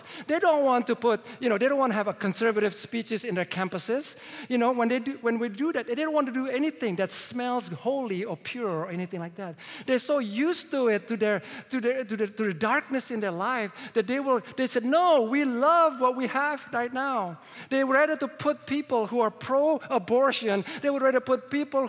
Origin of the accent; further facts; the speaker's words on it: Indonesia; moved away; I was born in Indonesia. And as a Chinese, I was discriminated.